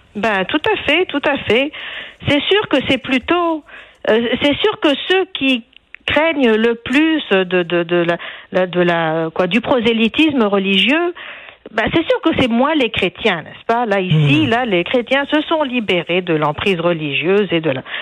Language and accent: French; Tunisia; now in Quebec, Canada; je viens de Tunisie